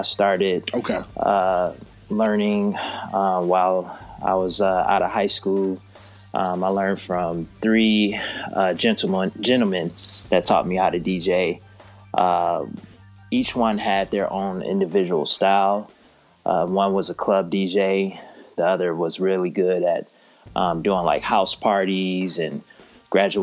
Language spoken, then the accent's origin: English; Detroit, Michigan, United States; now in Charlotte, United States; growing up in Detroit, coming to Charlotte